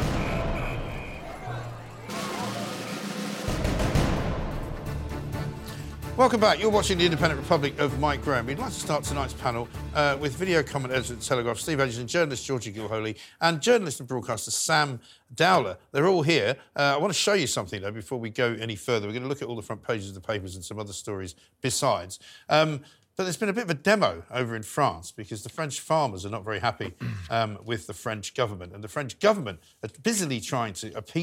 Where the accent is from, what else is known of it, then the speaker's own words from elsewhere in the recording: London, United Kingdom; I was born in London. Yes. My parents are from Scotland.